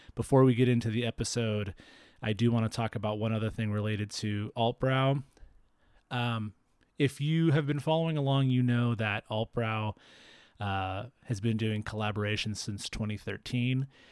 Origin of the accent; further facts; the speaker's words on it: Fresno, California, United States; now in Bay Area, United States; my hometown of Fresno